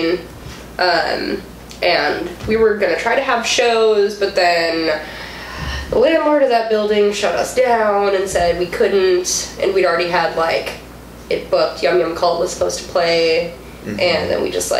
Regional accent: Whitefish Bay, Wisconsin, United States; born or raised there; also born or lived in Riverwest, Milwaukee

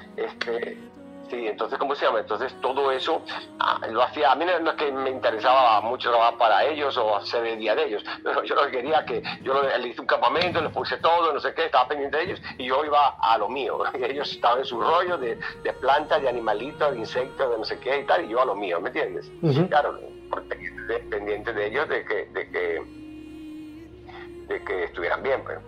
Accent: Venezuela; also born or lived in Galicia, Spain; now in Canary Islands, Spain; Yo nací en Galicia, en España. y, lo que pasa es que me llevaron con tres meses de nacido para Venezuela

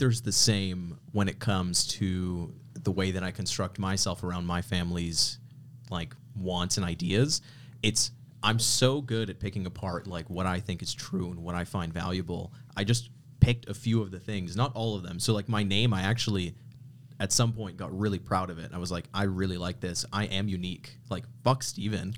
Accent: Canada; I grew up in Canada

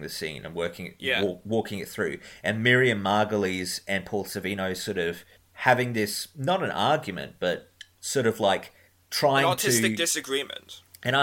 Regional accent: Australia; I am Australian

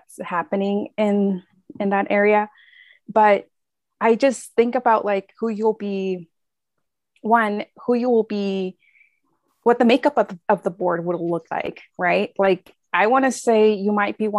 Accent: Marin County, California, United States; I grew up in Marin County

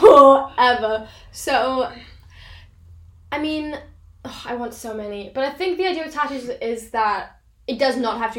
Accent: Welsh, Wales, United Kingdom; I'm also Welsh

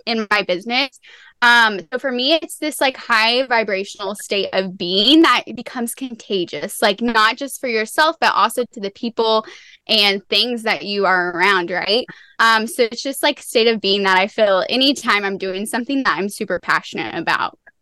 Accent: Tennessee, United States; I'm from Tennessee

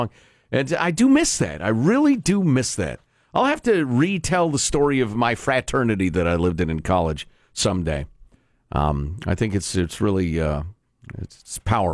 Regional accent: Chicago, Illinois, United States; I'm from Chicago

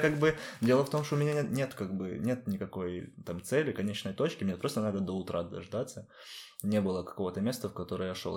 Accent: Ukraine; moved away as an adult; now in Lisbon, Portugal; Я говорю, с Украины

